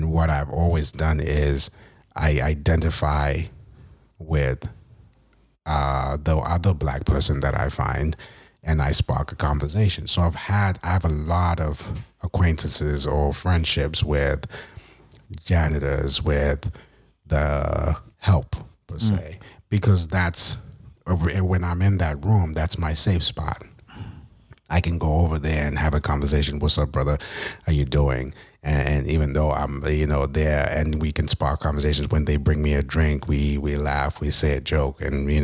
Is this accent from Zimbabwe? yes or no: yes; Zimbabwe; moved away as an adult; now in United States; I was from Zimbabwe